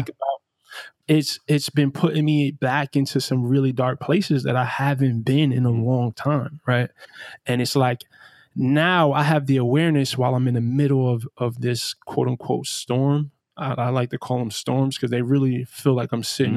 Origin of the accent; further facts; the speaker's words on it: New York City, New York, United States; I grew up in Brownsville, Brooklyn